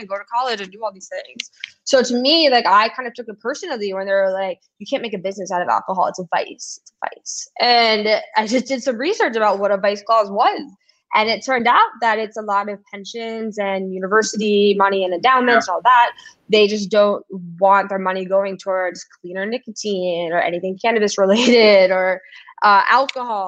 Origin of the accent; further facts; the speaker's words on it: New York City, New York, United States; growing up in New York City